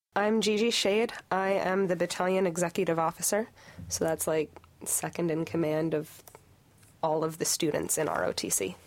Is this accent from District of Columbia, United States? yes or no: no; Pennsylvania, United States; moved away as an adult; I'm from Pennsylvania